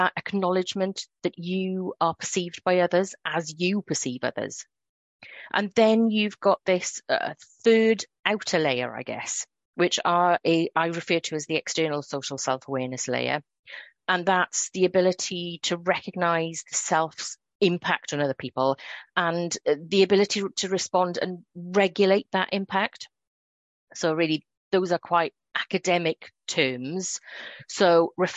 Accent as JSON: {"language": "English", "region": "Wales", "country": "United Kingdom", "accent": "Welsh", "said": "I'm sure listeners will be able to hear the Wales in my accent"}